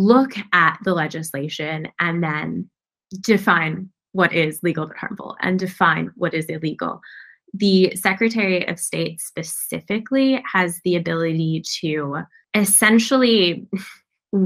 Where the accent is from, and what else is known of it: United States